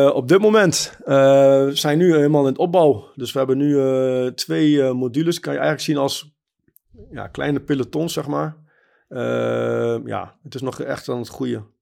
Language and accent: Dutch; Germany; now in Netherlands; Ik ben geboren in Duitsland en ik woon in Nederland.